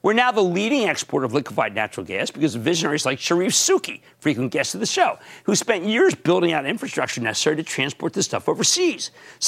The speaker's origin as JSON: {"language": "English", "region": "New Jersey", "country": "United States", "tie": "born or raised there", "said": "Let's go to Joe, my home state of New Jersey."}